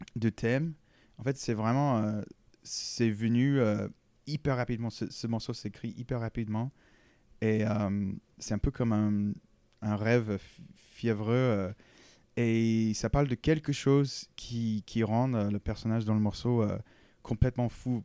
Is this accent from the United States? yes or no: yes; the southern United States, United States; now in Paris, France; dans le sud des États-Unis, c'est très, c'est un, lieu très guitaristique